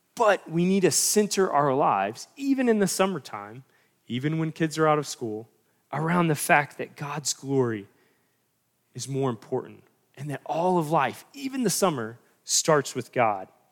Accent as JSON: {"language": "English", "region": "North Carolina", "country": "United States", "said": "I'm from North Carolina"}